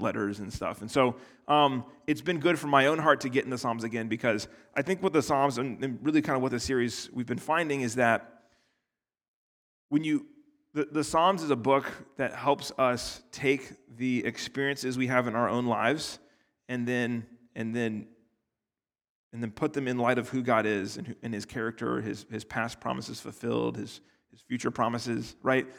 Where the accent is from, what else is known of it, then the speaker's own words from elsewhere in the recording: United States; I'm from America where, like, two hundred years is a long time